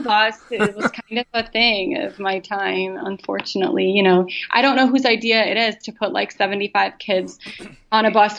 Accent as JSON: {"language": "English", "region": "Wisconsin", "country": "United States", "tie": "born or raised there", "said": "But I grew up in Wisconsin, and the winters are brutal."}